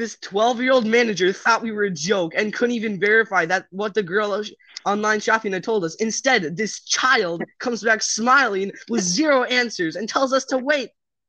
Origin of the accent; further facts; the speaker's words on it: Lodi, United States; I remember growing up in Lodi.